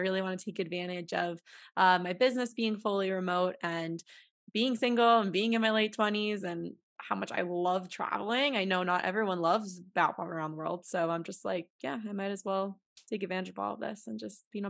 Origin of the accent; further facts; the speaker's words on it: New York, United States; now in Denver, United States; I'm from New York City area originally, and it was just a really different place and something I wanted to give a try, just like being in more nature.